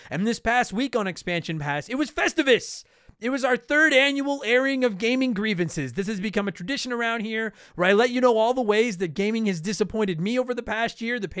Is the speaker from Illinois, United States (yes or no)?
no; New Jersey, United States; I'm from New Jersey, and a holiday that involves fighting sounds right up my alley.